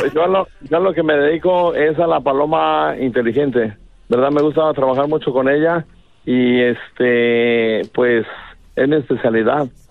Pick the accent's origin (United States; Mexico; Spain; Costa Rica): Mexico; Guadalajara, Jalisco; yo soy de Guadalajara, Jalisco, una colonia que se llama San Andrés, Orgullosamente